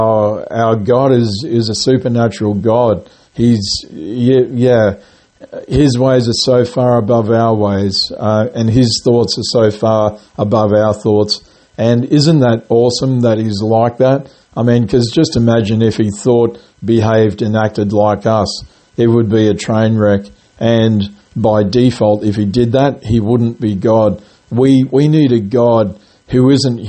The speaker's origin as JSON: {"language": "English", "town": "Grafton", "region": "New South Wales", "country": "Australia", "tie": "born or raised there", "moved": "yes", "lives_now": "Gold Coast, Australia", "said": "where I was born and raised, in a town called Grafton in New South Wales"}